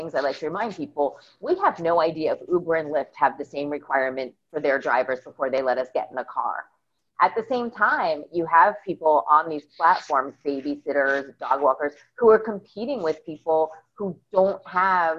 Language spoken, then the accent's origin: English; outside of New York, United States; moved away as an adult; now in Baltimore, United States; I grew up outside of New York and then went back to Maryland to go to college and ended up hunkering down in Baltimore